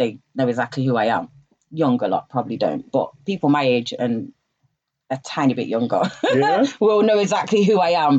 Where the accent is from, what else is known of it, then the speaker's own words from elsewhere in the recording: Nottingham, East Midlands, United Kingdom; moved away as an adult; now in London, United Kingdom; I'm from the Midlands. I'm from Nottingham, originally. I've been in London for 20 years, though, so it's mad, because my accent has not gone anywhere.